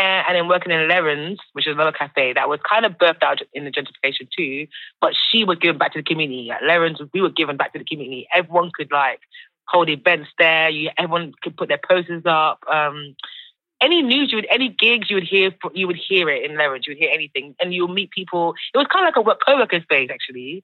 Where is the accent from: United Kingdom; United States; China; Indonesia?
United Kingdom; London; Born and bred in Peckham. Yeah. So I grew up in Peckham